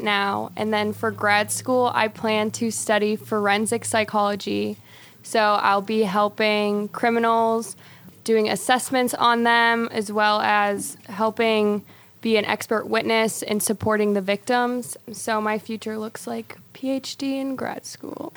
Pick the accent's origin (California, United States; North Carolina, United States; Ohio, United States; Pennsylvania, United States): Ohio, United States; Medina; I am from Medina, Ohio